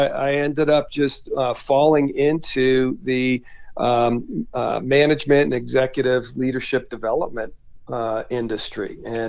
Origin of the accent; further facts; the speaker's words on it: New England, United States; now in Colorado, United States; We've moved to Colorado, which, you know, growing up in New England, I grew up fly fishing and skiing